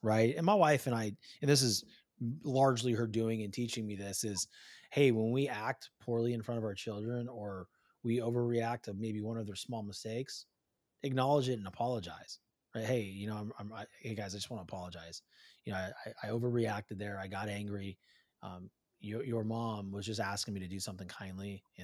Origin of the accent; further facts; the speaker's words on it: California, United States; I'm from Cali. You know, I'm from the West Coast